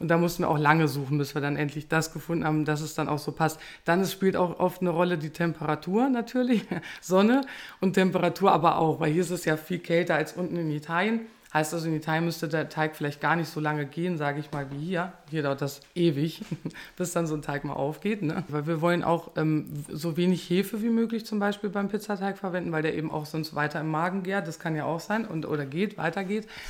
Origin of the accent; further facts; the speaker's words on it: Peine, Lower Saxony, Germany; ich komme aus Peine